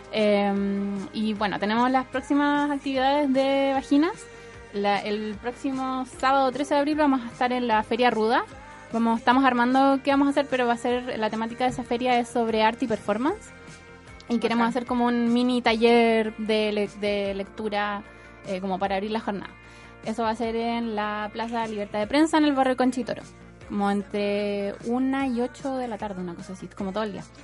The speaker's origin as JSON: {"language": "Spanish", "town": "Santiago", "region": "Santiago Metropolitan Region", "country": "Chile", "said": "nosotras somos de Santiago"}